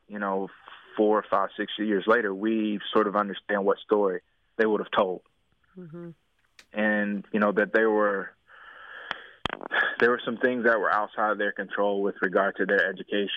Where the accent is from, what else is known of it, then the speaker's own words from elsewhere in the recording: Durham, North Carolina, United States; I'm from Durham